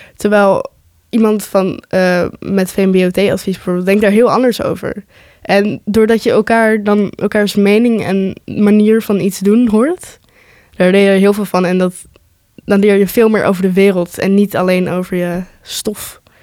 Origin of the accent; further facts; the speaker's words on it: Netherlands; ik ben eh, geboren en getogen in Nederland